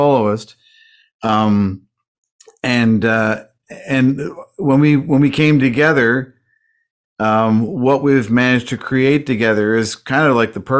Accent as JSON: {"language": "English", "town": "Weybridge", "region": "South East England", "country": "United Kingdom", "tie": "born or raised there", "also_born_or_lived": "Toronto, Canada", "moved": "yes", "said": "I was born in England. Yes, at a very young age. I was in Weybridge."}